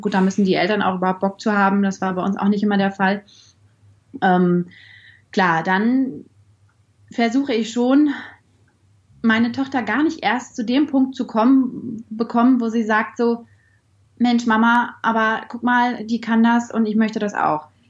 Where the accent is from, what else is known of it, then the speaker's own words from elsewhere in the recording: Bielefeld, North Rhine-Westphalia, Germany; Ich komme aus Bielefeld